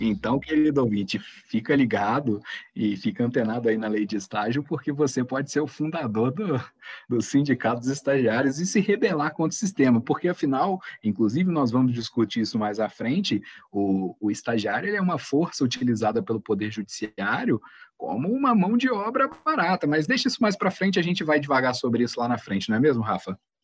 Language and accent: Portuguese; Guaçuí, Espírito Santo, Brazil; Eu sou natural do interior do estado de Iguaçuí